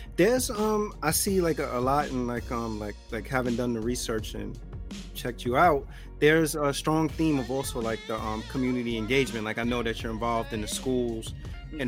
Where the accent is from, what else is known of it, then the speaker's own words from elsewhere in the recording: New York City, New York, United States; growing up in the South Bronx